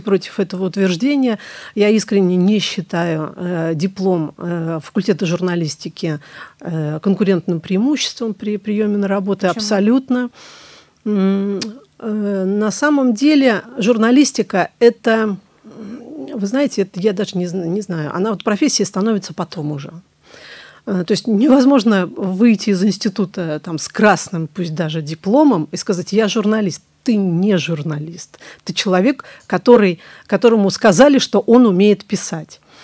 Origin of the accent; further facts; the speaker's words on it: Staraya Russa, Novgorod Oblast, Russia; moved away as an adult; now in Saint Petersburg, Russia; Вернулась в родной город, Старая Руса, город Достоевского